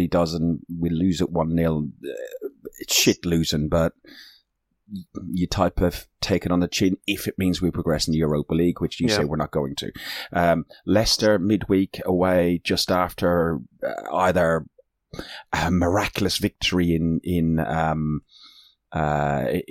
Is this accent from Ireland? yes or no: yes; Ireland; I'm Irish.